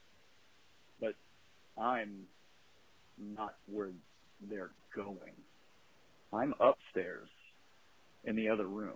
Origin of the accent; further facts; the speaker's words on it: Delaware, Ohio, United States; my hometown of Delaware, Ohio.